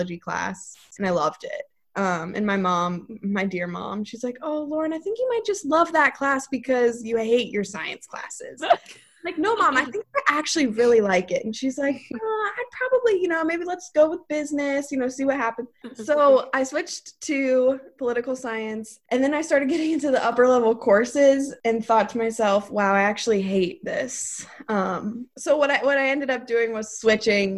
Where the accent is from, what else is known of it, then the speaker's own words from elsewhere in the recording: Mason, Ohio, United States; I lived in Mason for most of my whole life. Went to Mason High School